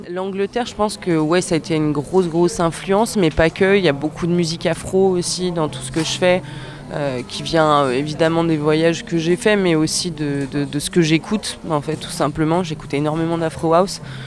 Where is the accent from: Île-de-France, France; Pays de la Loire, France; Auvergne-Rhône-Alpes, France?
Auvergne-Rhône-Alpes, France; Annecy; Je suis de Haute-Savoie, mais j'ai quand même pas mal euh, voyagé